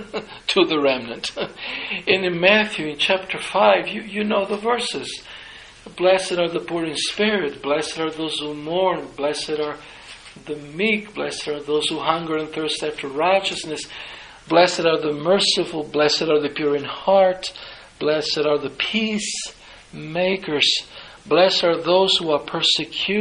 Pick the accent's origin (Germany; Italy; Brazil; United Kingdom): Italy; I'm from Italy